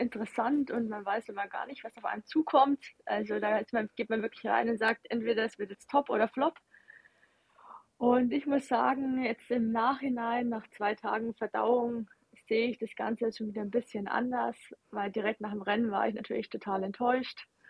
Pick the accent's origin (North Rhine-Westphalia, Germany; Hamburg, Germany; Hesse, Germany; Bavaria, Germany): Bavaria, Germany; Ingolstadt; ich bin ja aus Ingolstadt